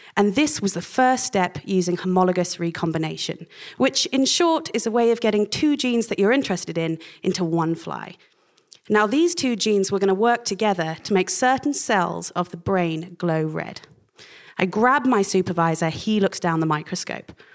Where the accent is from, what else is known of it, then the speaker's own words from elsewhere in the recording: Oxford, South East England, United Kingdom; also born or lived in Cambridge; my growing up in Oxford